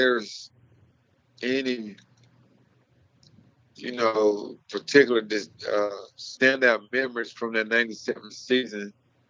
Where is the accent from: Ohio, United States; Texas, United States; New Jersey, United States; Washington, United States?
Texas, United States; Mart; growing up in Texas, growing up in Mart, all you did was go out there and you played as hard as you could, as fast as you can, until the final whistle